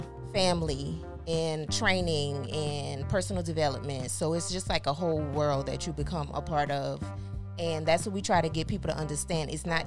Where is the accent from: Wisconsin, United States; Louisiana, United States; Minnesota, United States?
Louisiana, United States; New Orleans; now in Houston, United States; I'm from New Orleans, living in Houston.